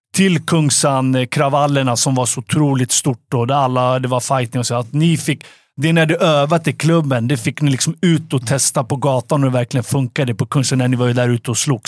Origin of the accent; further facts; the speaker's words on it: Stockholm, Stockholm County, Sweden; vi växte upp i Farsta